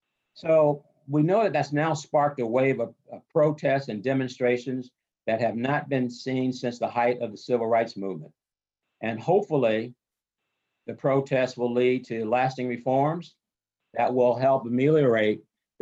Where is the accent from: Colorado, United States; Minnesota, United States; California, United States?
Minnesota, United States; Duluth; also born or lived in Shreveport, Louisiana / Tucson, Arizona; Growing up in Duluth